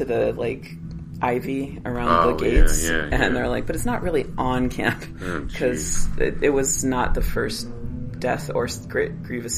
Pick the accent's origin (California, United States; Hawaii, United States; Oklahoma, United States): California, United States; Los Angeles; I was raised in Van Nuys, which is mm-hmm. heavily Latino